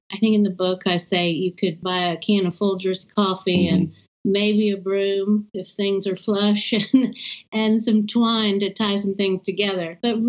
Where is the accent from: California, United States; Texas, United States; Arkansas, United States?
Texas, United States; Gulf Coast, Southeast; also born or lived in Austin, Texas; I grew up on my family's ranch in Southeast Texas on the Gulf Coast. Went to school in Austin, which is certainly the bastion of progressive thought in the state of Texas. So that's where I am. Proper Texans, I'm seventh generation.